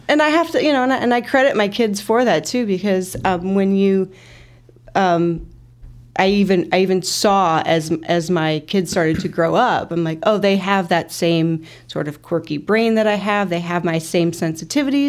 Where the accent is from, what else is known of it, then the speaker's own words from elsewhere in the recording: Peoria, Illinois, United States; I'm originally from Peoria